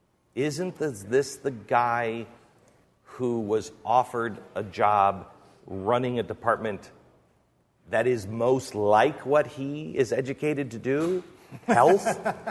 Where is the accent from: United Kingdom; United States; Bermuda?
United States; Mount Vernon; I grew up in Mount Vernon. There were farms there.